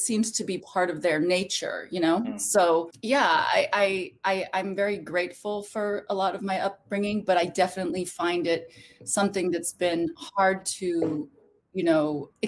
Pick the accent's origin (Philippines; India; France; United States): Philippines; born there; And what's interesting also is I was born in the Philippines.